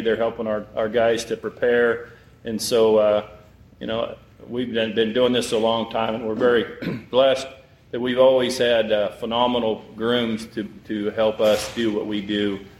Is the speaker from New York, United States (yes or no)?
no; Valley View, Texas, United States; I'm from Valley View, Texas